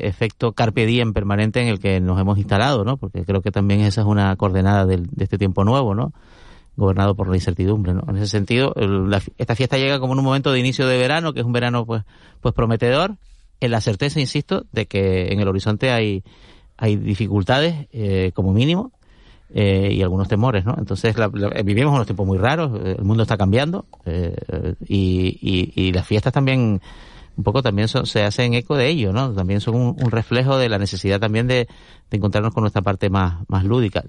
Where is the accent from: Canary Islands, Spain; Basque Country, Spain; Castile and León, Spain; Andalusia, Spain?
Canary Islands, Spain; Santa Cruz de Tenerife; Yo crecí en Tío Pino, que es un barrio donde hacíamos hogueras, hacíamos hogueras en el barranquillo que hay allí justo al lado, que es una especie de afluente del Barranco de Santos